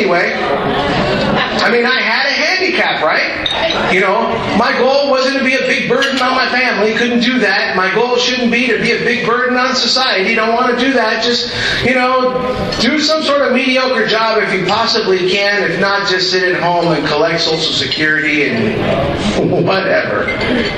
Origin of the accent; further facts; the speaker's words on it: Miami, Florida, United States; I'm Cuban. I speak fluent Spanish, and I was actually raised in Miami.